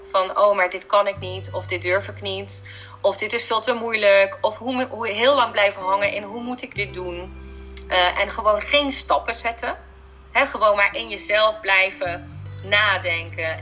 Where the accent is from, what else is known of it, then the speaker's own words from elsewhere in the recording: Heerlen, Limburg, Netherlands; moved away; toen ben ik terug verhuisd naar Limburg, want daar ben ik geboren. Ik ben in Heerlen geboren en helemaal in het zuiden